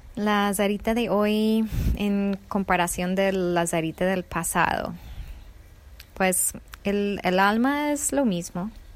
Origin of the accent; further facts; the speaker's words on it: United States; Spanish is a second language; moved away; also born or lived in Colombia; soy originalmente de Estados Unidos